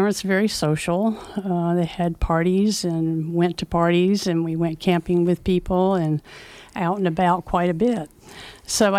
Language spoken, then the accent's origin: English; Mount Airy, North Carolina, United States; also born or lived in Los Angeles / San Francisco; now in Nevada City, United States; I grew up in North Carolina in a small town, Mount Airy